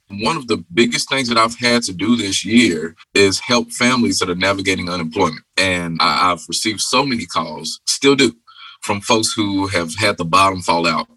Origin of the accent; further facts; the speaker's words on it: Louisville, Kentucky, United States; I'm from the West End of Louisville